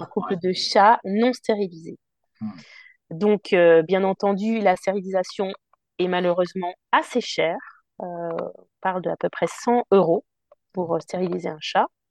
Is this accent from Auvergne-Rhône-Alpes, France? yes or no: no; Paris, Île-de-France, France; also born or lived in London; now in Tours, France; je suis parisienne en plus d'origine